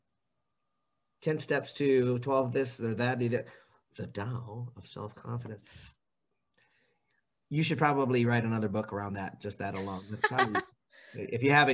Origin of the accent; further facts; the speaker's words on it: Hawaii, United States; my friends, the ones that I grew up with in Hawaii